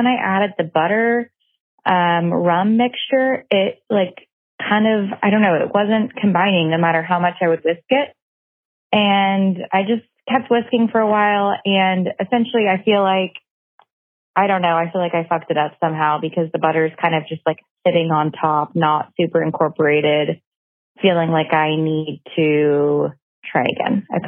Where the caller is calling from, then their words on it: Oklahoma, United States; I'm calling from Oklahoma.